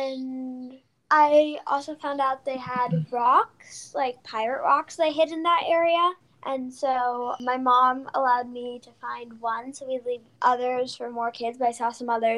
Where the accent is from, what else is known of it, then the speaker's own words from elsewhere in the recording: Ann Arbor, Michigan, United States; I'm from Ann Arbor.